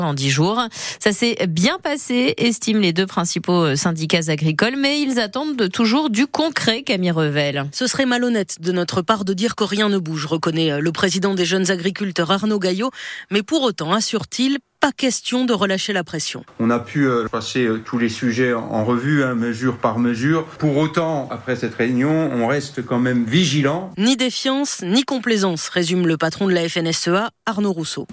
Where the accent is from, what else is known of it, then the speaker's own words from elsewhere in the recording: Boston, Massachusetts, United States; French is a second language; je viens de Boston